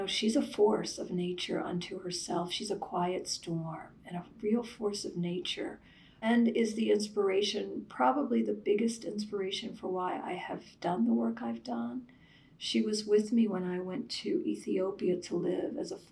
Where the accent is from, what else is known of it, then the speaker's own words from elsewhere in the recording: Virginia, United States; moved away as an adult; also born or lived in Washington, D.C.; now in New York, United States; I was raised in the South. Mm. I grew up in Virginia. I was born in Washington, D.C.